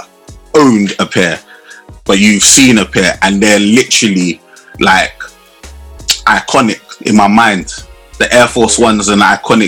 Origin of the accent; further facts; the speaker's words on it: London, United Kingdom; I grew up in Southeast